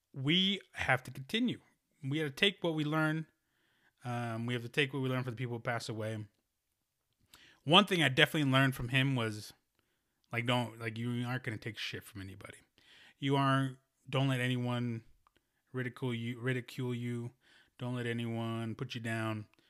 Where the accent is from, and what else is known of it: United States; born or raised there